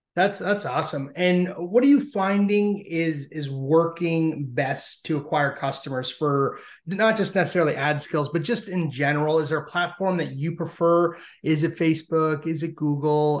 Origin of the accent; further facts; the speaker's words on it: Canada; being Canadian